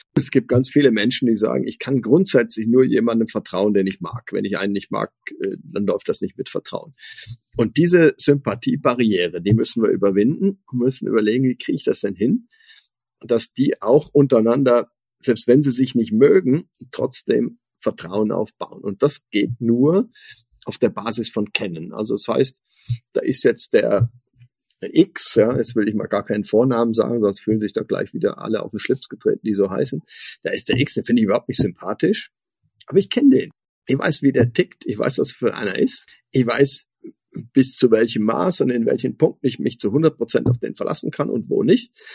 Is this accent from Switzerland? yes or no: yes; Switzerland; ich als Schweizer